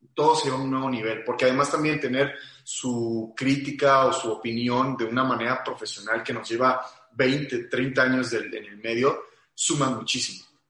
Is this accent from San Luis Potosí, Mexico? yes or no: no; Aguascalientes, Mexico; yo soy de Aguascalientes